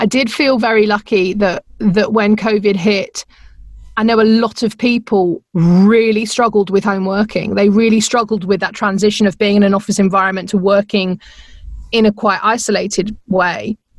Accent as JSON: {"language": "English", "region": "England", "country": "United Kingdom", "accent": "English", "lives_now": "Phoenix, United States", "said": "I still get a kick over the fact that people laugh at my accent all the time."}